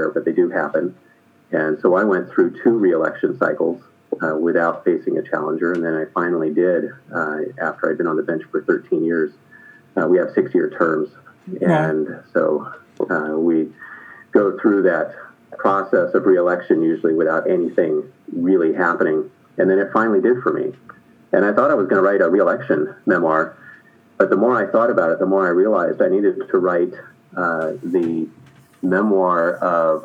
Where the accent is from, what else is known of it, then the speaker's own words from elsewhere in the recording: San Francisco, California, United States; I was born in San Francisco, and I am a California native.